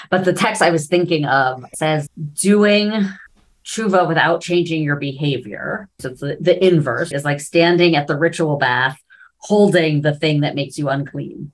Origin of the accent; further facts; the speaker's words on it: New York City, New York, United States; I grew up in New York City, right? So I grew up literally like 10 blocks away from the Metropolitan Museum of Art